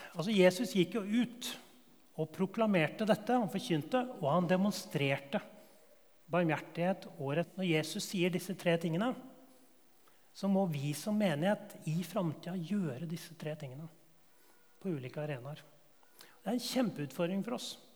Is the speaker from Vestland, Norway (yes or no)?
no; Årnes, Akershus, Norway; Den bedehusmiljøet jeg vokste opp på Årnes